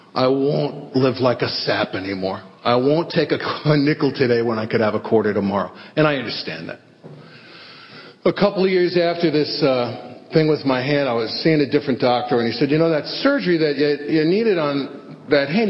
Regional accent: New York City, New York, United States; I grew up in the Bronx with this crazy family

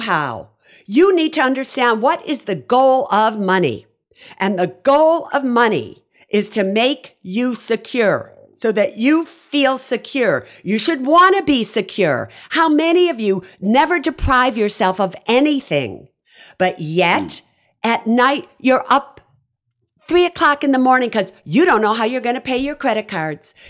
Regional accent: Chicago, Illinois, United States; moved away as an adult; also born or lived in Berkeley, California; I grew up on the South Side of Chicago

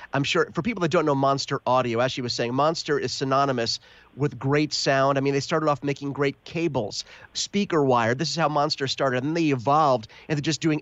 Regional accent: United States; I'm American

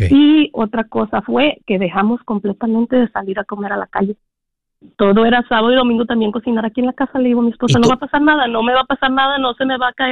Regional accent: Los Tazumbos, Jalisco, Mexico; moved away; Es un pueblito muy chiquito, se llama Los Tazumbos.

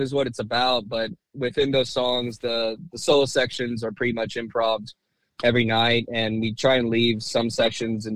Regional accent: Houston, Texas, United States; also born or lived in Louisiana; when I was growing up in Houston

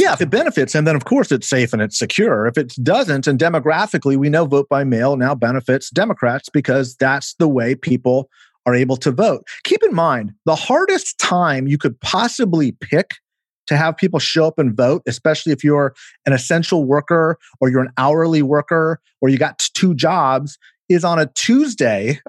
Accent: California, United States; my home state of California

